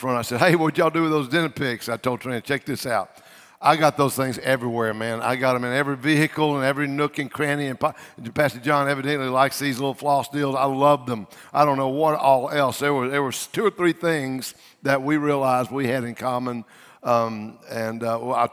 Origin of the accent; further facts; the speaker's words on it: Louisiana, United States; I'm from Louisiana